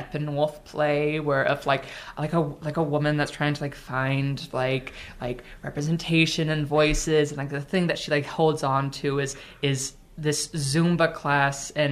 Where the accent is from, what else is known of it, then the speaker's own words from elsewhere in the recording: Arkansas, United States; I grew up in Arkansas